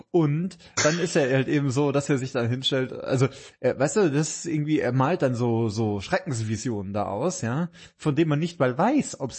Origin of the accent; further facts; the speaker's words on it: Bavaria, Germany; komme ja aus Bayern, aus dem Geberland.